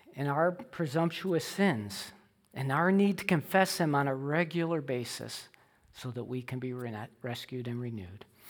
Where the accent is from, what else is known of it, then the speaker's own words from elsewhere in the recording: Illinois, United States; I grew up in Illinois